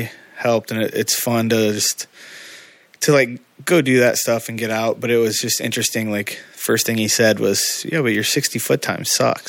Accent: Indiana, United States; in my hometown in Indiana, we had nothing besides a drag strip.

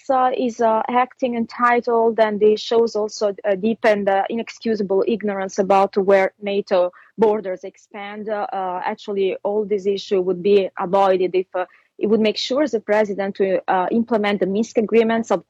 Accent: Italy; accent: Italian; English is a second language; my Italian accent

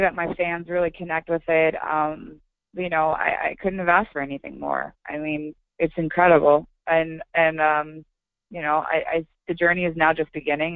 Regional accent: Oregon, United States; I'm playing tonight in my hometown uh, in Oregon

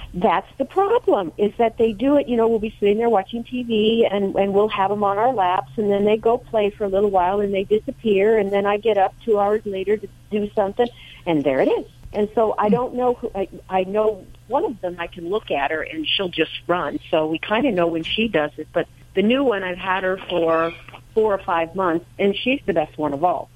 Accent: New Jersey, United States; I'm from Jersey also.

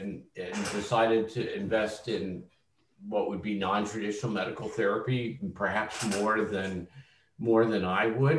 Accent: Philadelphia, Pennsylvania, United States; when I was growing up in Philadelphia

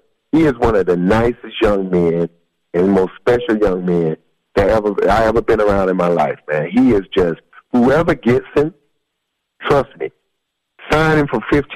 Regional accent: Columbus, Georgia, United States; my hometown of Columbus, Georgia

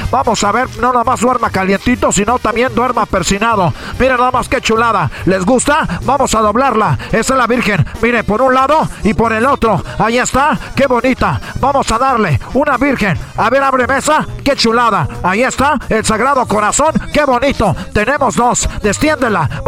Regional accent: Ecatepec, State of Mexico, Mexico; somos del Estado de México, de allá de Ecatepec.

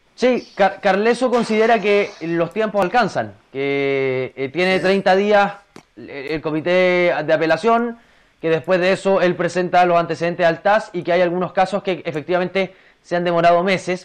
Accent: Chile; lo digo como chileno

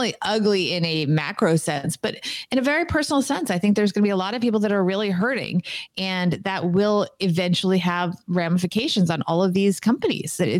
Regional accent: New Jersey, United States; now in New York, United States; I grew up in New Jersey

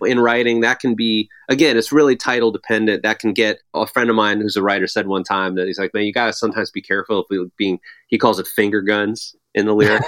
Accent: Arlington Heights, Illinois, United States; I grew up in a town called Arlington Heights, which is just northwest.

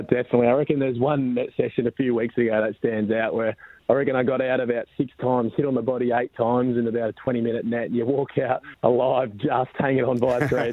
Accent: Mandurah, Western Australia, Australia; also born or lived in Perth; I was born in born in Mandurah

